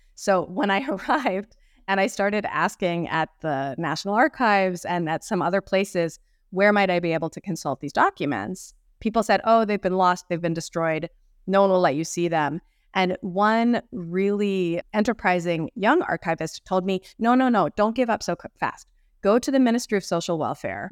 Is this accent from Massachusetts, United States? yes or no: yes; Boston, Massachusetts, United States; also born or lived in Mexico City, Mexico; I grew up in the Boston area with many Latin American classmates when I was in elementary school and middle school